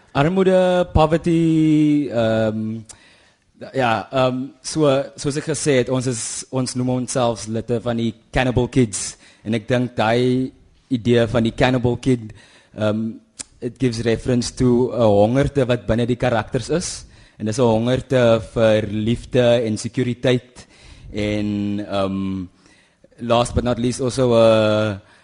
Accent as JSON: {"language": "Afrikaans", "town": "Kuils River", "region": "Western Cape", "country": "South Africa", "tie": "born or raised there", "also_born_or_lived": "Kraaifontein", "said": "my my ouers is van die Noord-Kaap, Kimberley en Hope Town se wêreld en ek het in Kuilsrivier groot geword"}